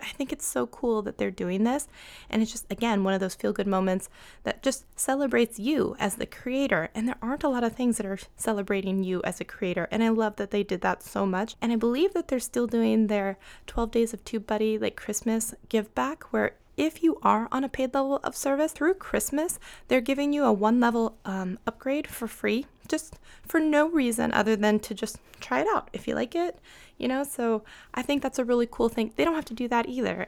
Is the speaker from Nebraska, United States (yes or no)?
no; Seattle, Washington, United States; I'm from Seattle